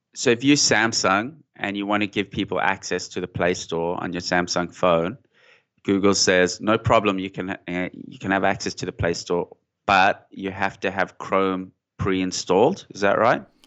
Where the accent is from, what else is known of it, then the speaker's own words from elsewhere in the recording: Johannesburg, Gauteng, South Africa; moved away as an adult; now in Sydney, Australia; I grew up in South Africa, in Johannesburg